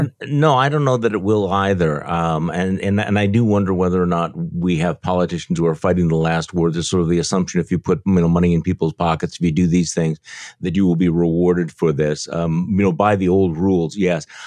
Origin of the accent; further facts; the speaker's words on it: Wisconsin, United States; I'm from Wisconsin